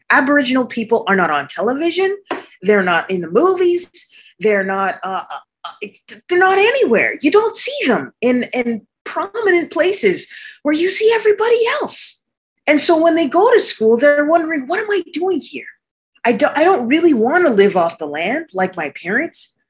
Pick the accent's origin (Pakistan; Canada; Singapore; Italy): Canada; Arctic Canada; moved away; also born or lived in New York City, United States; even though I was born in New York City, I grew up in Arctic Canada